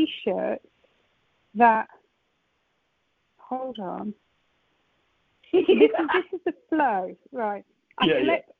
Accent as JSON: {"language": "English", "town": "Nottingham", "region": "East Midlands", "country": "United Kingdom", "tie": "born or raised there", "said": "I grew up in Nottingham where you've got Games Workshop"}